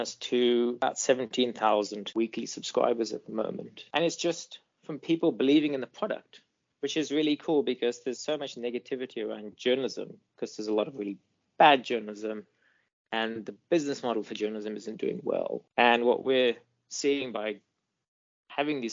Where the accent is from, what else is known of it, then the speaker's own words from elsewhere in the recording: Botswana; also born or lived in Eswatini / Limpopo, South Africa; now in South Africa; Then I did most of my growing up in Botswana and then in the Limpopo province of South Africa.